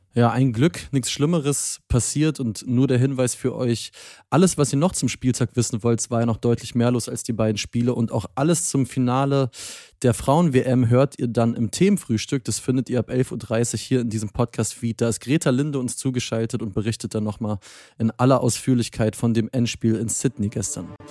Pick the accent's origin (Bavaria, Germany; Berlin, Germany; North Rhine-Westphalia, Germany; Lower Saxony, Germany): Berlin, Germany; als Berliner